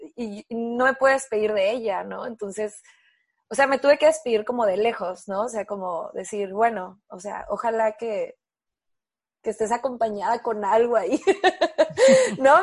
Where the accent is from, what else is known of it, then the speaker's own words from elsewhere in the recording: Mexico; also born or lived in Tijuana / San Diego; estaba como muy criada, ¿no? La mexicana